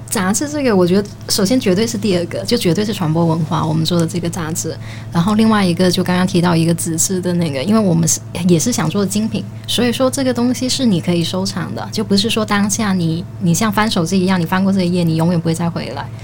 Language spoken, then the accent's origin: Chinese; Guangdong, China; 我来自广东嘛